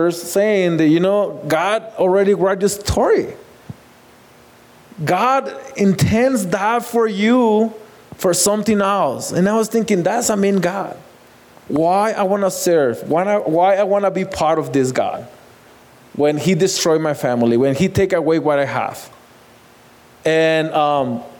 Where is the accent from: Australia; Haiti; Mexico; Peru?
Mexico; Ciudad Juárez, Chihuahua; moved away; I grew up in Juarez. I born in Juarez